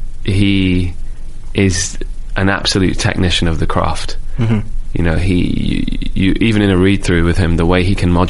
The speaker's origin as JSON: {"language": "English", "region": "London", "country": "United Kingdom", "said": "I'm a dude from Rainer's Lane, so in London, which is like the last stop on the Piccadilly line."}